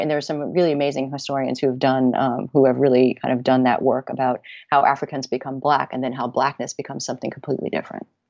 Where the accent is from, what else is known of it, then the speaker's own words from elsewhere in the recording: Connecticut, United States; my hometown in Connecticut